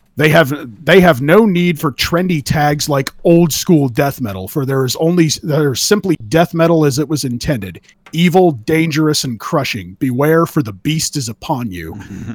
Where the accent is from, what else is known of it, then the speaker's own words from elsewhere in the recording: California, United States; I'm from California. I'm from the ground zero of meth